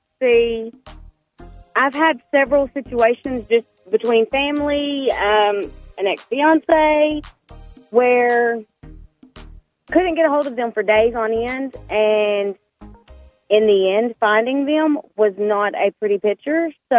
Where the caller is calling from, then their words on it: Longview, Texas, United States; from Longview, Texas.